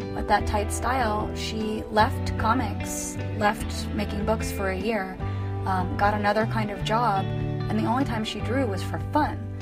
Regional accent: Portland, United States; growing up in Portland

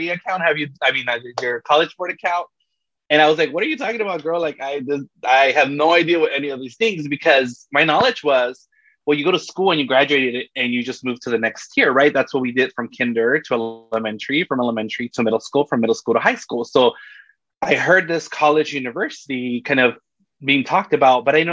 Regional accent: Los Angeles, California, United States; I grew up in South Central, Southeast Los Angeles

